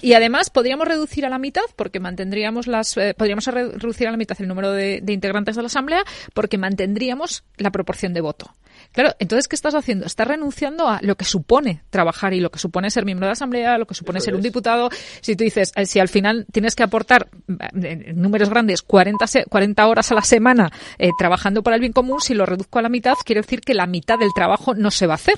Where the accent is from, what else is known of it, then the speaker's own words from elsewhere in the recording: Spain; como españoles